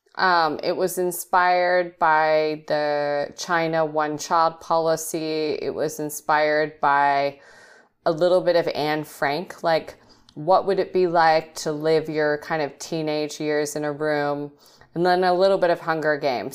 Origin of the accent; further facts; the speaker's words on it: Australia; moved away as an adult; also born or lived in England; now in United States; I was raised in Australia, so I am I am English and Australian, but I've now been living in America a long time.